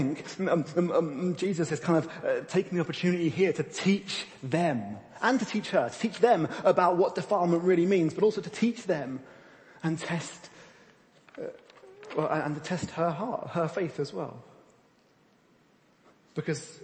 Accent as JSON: {"language": "English", "country": "United Kingdom", "said": "we're British"}